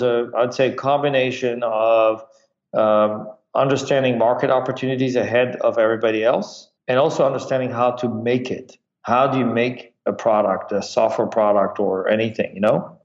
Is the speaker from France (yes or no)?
yes; France; moved away; also born or lived in Michigan; I grew up in France